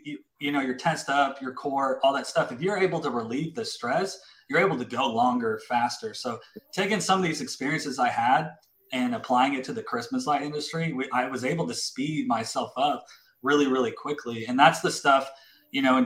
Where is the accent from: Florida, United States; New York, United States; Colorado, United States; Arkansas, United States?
Colorado, United States; Colorado Springs; also born or lived in Louisiana; now in Texas, United States; I grew up in Colorado Springs, and then I went to Louisiana, and then I came to Texas.